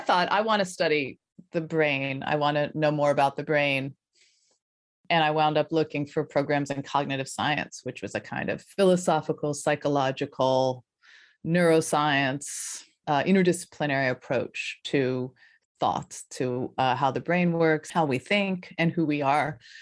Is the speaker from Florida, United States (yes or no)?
no; Colorado, United States; moved away as an adult; also born or lived in Philadelphia, Pennsylvania / New York; I grew up in Colorado, in the foothills of Colorado, so pretty rural, suburban